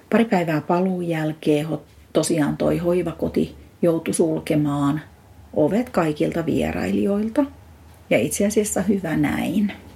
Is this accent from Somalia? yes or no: no; Eastern Finland, Finland; now in Espoo, Finland; Olen Itä-Suomesta kotosin